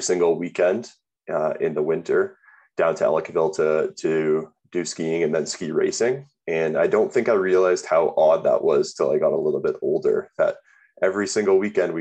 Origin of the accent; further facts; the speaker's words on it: Burlington, Ontario, Canada; now in Calgary, Canada; I was born in Calgary, grew up in Burlington, moved to Burlington when I was about 3 years old